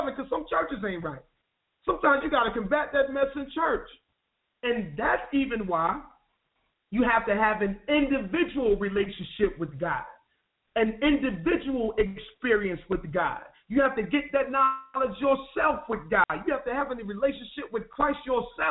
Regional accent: Wilson, North Carolina, United States; my street where I grew up in Wilson, North Carolina

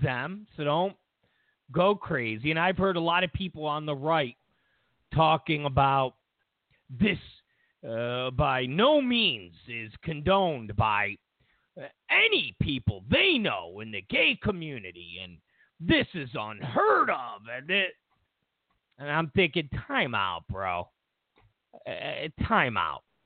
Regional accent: New York, United States; now in Los Angeles, United States; I'm from New York and I'm somewhat old school

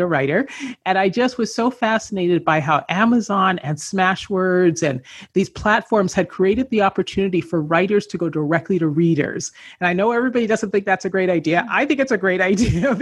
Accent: Canada; moved away as an adult; also born or lived in Los Angeles, United States; I grew up in Canada.

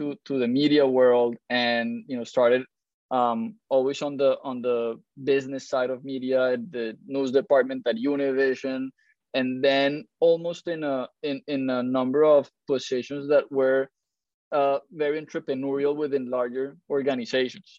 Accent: Colombia; moved away as an adult; also born or lived in Miami; now in United States; I'm originally from Colombia, moved to the US in 2006

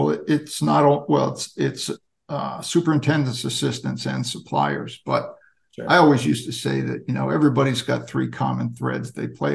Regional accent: New Jersey, United States; I grew up in New Jersey

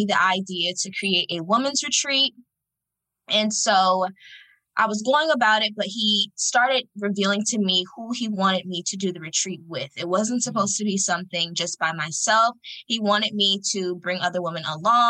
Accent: Fort Lauderdale, Florida, United States; I'm from Fort Lauderdale, Florida

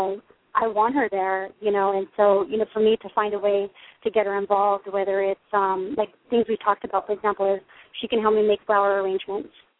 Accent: California, United States; moved away; I'm originally from California, so, you know, went back home

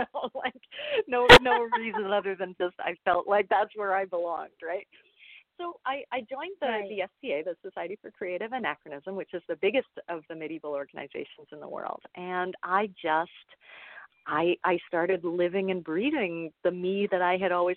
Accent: Toronto, Ontario, Canada; accent: Canadian; I'm Canadian, as I'm sure my accent will show off fairly soon. I grew up in Toronto

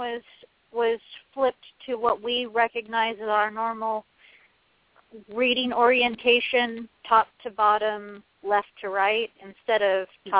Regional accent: United States; I'm American and I've been reading from left to right my entire life.

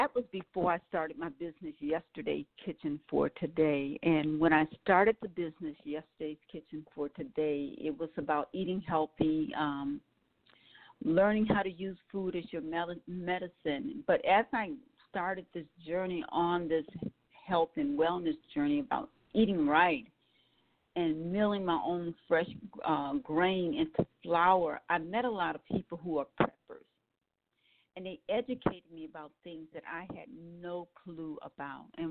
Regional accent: New Orleans, Louisiana, United States; I was born in New Orleans

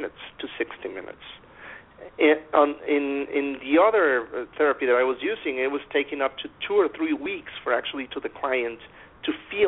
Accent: near Monterrey, Nuevo León, Mexico; I am a certified dentist in Mexico. It's in my hometown. It's near Monterrey, Mexico, in the northern part of it.

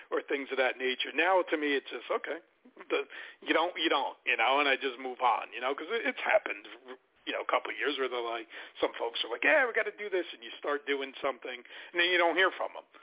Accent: Newark, New Jersey, United States; I grew up in Newark, New Jersey, so I'm you know I'm uh, by by fault with street you know street smarts.

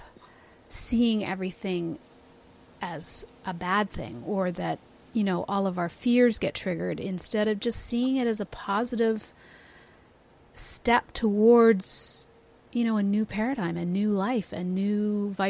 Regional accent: Toronto, Ontario, Canada; I'm from Toronto

